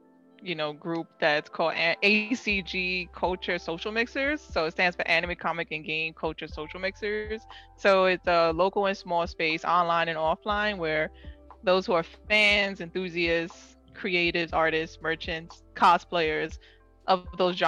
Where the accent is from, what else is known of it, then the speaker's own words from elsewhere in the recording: New York City, New York, United States; And I grew up in New York City, grew up in the Bronx